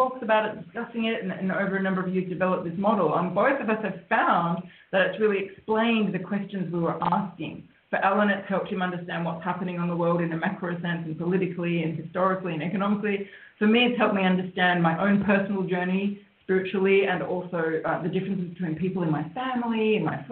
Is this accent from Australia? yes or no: yes; Australia; I'm an Australian, and that's why we're actually speaking to you today from Australia